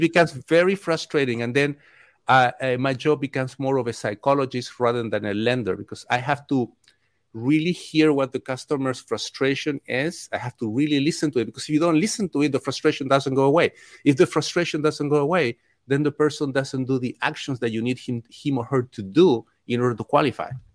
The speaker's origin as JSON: {"language": "English", "country": "Chile", "tie": "born or raised there", "also_born_or_lived": "Mexico", "moved": "yes", "lives_now": "United States", "said": "I grew up in Chile, I had my local lender"}